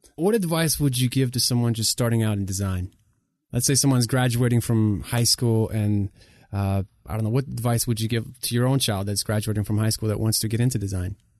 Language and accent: English; Ukraine; English is a second language; also born or lived in Southern United States; now in United States; I come from Ukraine, moved here as a refugee, didn't speak the language in 2000. That's when we moved to the states